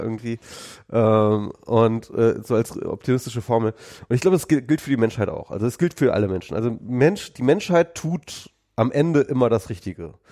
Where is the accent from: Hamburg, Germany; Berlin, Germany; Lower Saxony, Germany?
Lower Saxony, Germany; bei uns in Niedersachsen